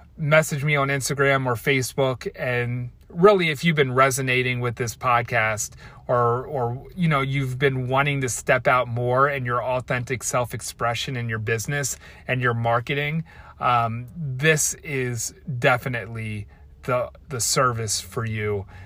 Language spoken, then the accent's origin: English; Baltimore, Maryland, United States; I'm from Baltimore, and that's how we say Baltimore, like Baltimore